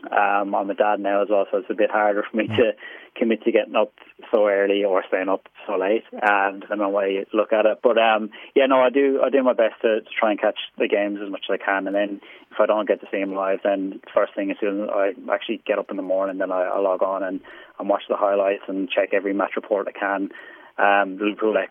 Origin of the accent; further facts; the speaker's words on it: Wexford, Leinster, Ireland; I'm actually from Ireland. I was born in a place called Wexford, which is in the southeast of Ireland